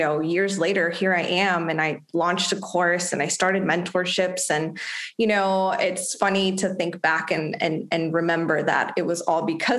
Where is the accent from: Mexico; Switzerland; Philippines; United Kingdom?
Mexico; moved away as an adult; also born or lived in Los Angeles, United States; now in United States; I'm actually from Mexico and I moved to the US when I was 21 for college